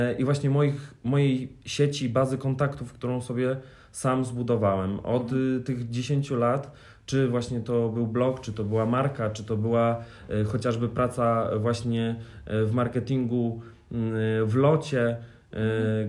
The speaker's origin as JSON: {"language": "Polish", "town": "Warsaw", "region": "Masovian Voivodeship", "country": "Poland", "said": "ja jestem z Warszawy"}